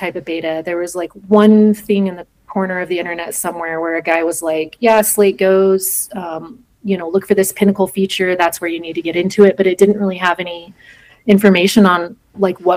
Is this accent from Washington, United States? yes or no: no; Colorado, United States; I grew up in Colorado, so I was always out in the forest or in the mountains from a pretty young age